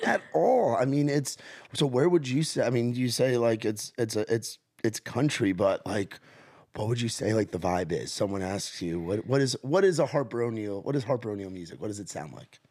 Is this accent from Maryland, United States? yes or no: no; Rockland County, New York, United States; grew up in Rockland County, so where the Tappan Zee Bridge is